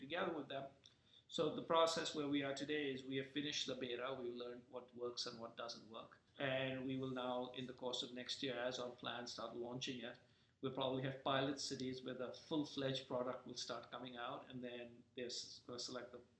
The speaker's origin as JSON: {"language": "English", "country": "India", "tie": "born or raised there", "said": "when I was growing up in India"}